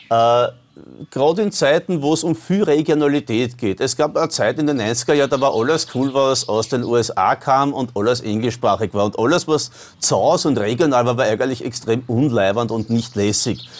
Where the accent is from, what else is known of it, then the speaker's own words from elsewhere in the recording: Vienna, Austria; das muss man fast als Wiener kennen. Äh, wir haben auch eine alte Wiener Liedsammlung von meinem Großvater